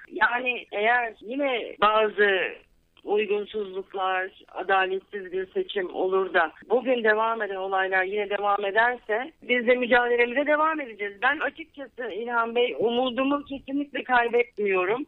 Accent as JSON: {"language": "Turkish", "region": "İzmir", "country": "Turkey", "tie": "born or raised there", "also_born_or_lived": "Ankara, Turkey", "moved": "as an adult", "lives_now": "Los Angeles, United States", "said": "Ben 1970 yılında İzmir'de doğdum. Sonra üniversite için Ankara'ya gittim."}